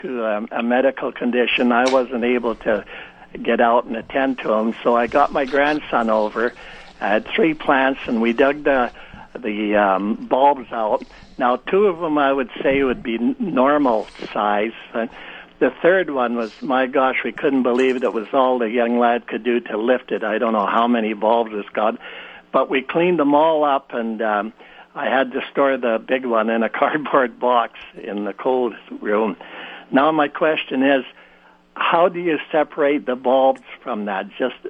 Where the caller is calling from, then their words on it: Winnipeg, Manitoba, Canada; I'm calling from Winnipeg